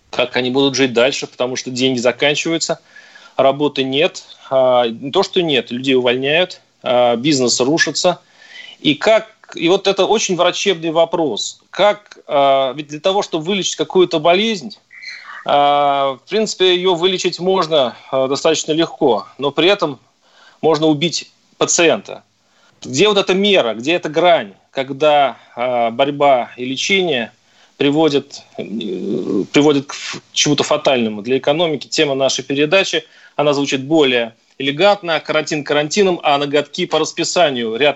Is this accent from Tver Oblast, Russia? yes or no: yes; Tver, Tver Oblast, Russia; я говорю, нет, я не из Москвы, я из Твери.